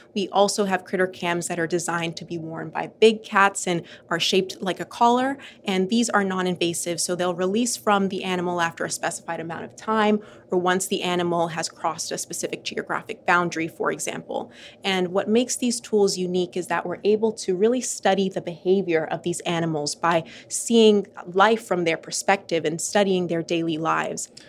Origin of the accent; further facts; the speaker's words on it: Bahamas; moved away; I'm from the Bahamas, which is an archipelago in the Caribbean of over 700 islands surrounded by absolutely beautiful turquoise water. And growing up there